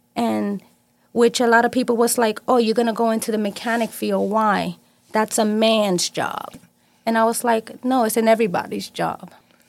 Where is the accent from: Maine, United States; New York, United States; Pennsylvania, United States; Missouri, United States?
New York, United States; New York City; I was born and raised in New York